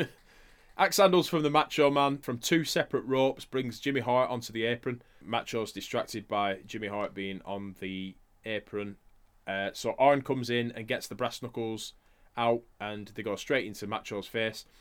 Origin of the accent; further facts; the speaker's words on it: Blackburn, North West England, United Kingdom; we're from Blackburn